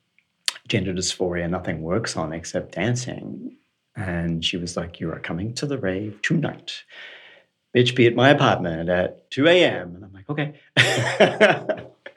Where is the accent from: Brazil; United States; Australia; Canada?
Australia; moved away; I'm from Australia, and in Sydney we had what we called doof rather than techno